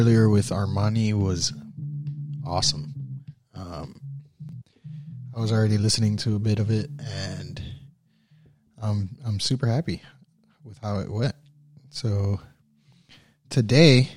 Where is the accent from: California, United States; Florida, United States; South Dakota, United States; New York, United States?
Florida, United States; Miami; we're both from Miami